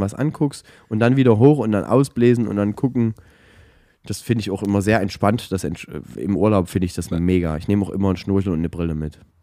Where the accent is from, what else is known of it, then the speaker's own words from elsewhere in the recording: Saxony, Germany; bei uns in Sachsen